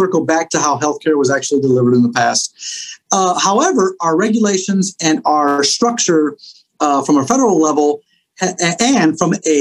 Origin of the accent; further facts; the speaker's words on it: Chicago, Illinois, United States; what I grew up in Chicago